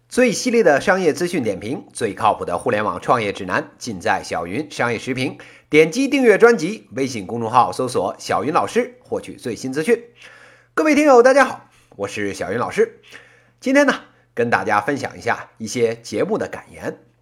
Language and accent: Chinese; Beijing, China; accent: Beijing accent (northern city); 咱就正经生在北京，长在北京，到今天呢都快四十年了，您非要说啊，我这北京口音不标准